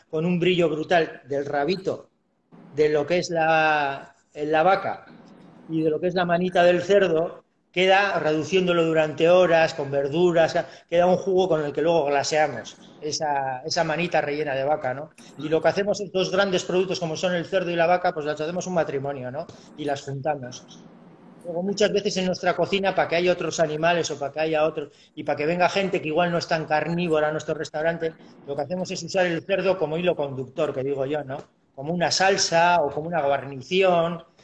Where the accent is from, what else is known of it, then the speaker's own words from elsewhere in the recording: Urduliz, Basque Country, Spain; soy de Bilbao, soy de Vizcaya, eh, de Urduliz, de un pueblito de aquí.